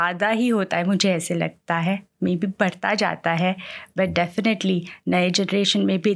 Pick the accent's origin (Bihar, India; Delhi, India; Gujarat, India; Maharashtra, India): Gujarat, India; Ahmedabad; now in Sydney, Australia; हम लोग अहमदाबाद गुजरात से बिलोंग करते हैं